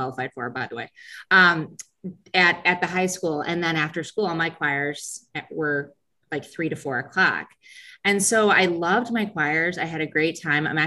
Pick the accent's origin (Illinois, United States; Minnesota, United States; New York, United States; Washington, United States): Illinois, United States; Sycamore; now in DeKalb, United States; We grew up in Sycamore, but have actually lived in DeKalb since 2002.